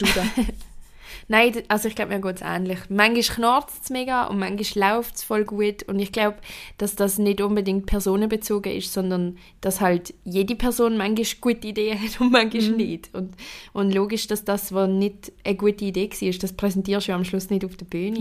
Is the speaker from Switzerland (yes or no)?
yes; Basel, Basel-Stadt, Switzerland; bin als Baslerin Zürcher Meisterin geworden